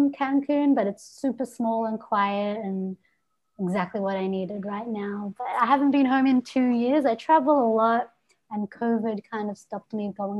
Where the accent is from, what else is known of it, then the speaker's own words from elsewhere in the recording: Melbourne, Victoria, Australia; I am from Melbourne, Australia.